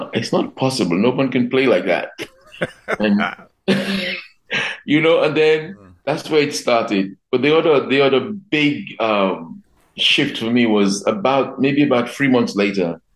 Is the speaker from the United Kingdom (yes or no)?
no; Dominica; I remember growing up in, in Dominica in the 70s